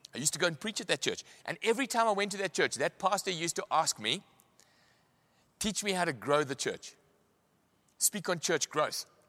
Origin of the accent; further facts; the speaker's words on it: Pietermaritzburg, KwaZulu-Natal, South Africa; I come from Maritzburg